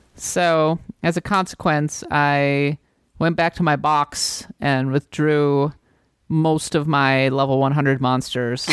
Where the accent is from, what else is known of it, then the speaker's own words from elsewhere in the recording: United States; I'm an American